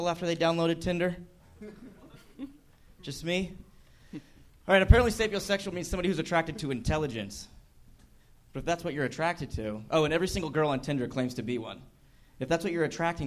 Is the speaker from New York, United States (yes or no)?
no; Southern California, United States; I'm from Southern California, like born and raised